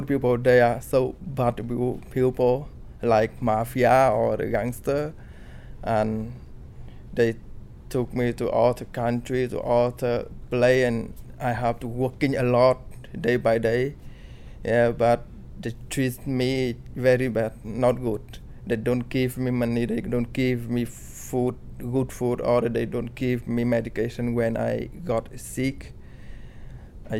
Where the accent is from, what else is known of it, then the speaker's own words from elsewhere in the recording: Vietnam; English is a second language; now in Sunderland, United Kingdom; I'm from Vietnam.